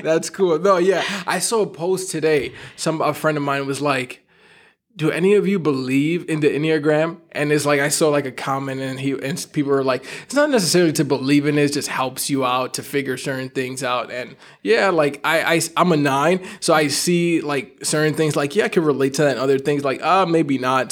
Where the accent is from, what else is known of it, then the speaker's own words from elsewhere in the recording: New York, United States; I'm from New York